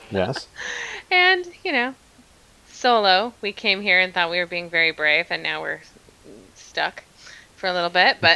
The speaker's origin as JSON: {"language": "English", "region": "Queensland", "country": "Australia", "tie": "born there", "lives_now": "Melbourne, Australia", "said": "No, I was born near Brisbane, actually, up in Queensland."}